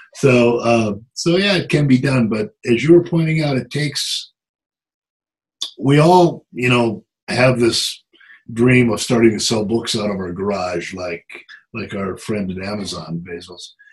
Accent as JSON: {"language": "English", "region": "South Dakota", "country": "United States", "moved": "yes", "said": "I'm originally from South Dakota"}